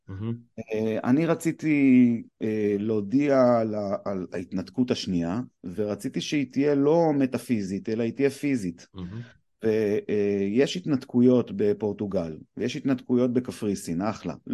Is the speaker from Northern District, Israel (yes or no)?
yes; Afula, Northern District, Israel; now in Gush Dan, Israel; אני נולדתי בעפולה, שזה ממש קרוב.